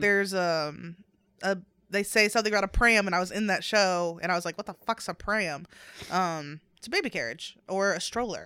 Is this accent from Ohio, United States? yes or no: yes; Northern Ohio, United States; moved away; we are both from North Ohio